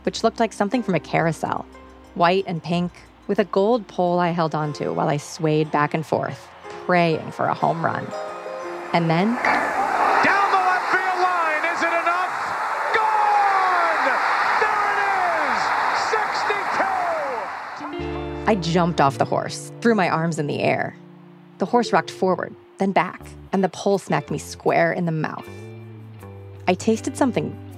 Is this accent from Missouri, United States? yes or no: yes; St. Louis, Missouri, United States; my hometown, St. Louis